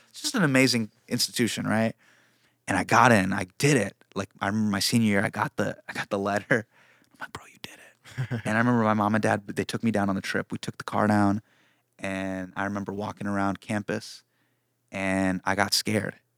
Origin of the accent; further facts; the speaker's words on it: Davis, California, United States; when I was in high school, right, I grew up in Davis.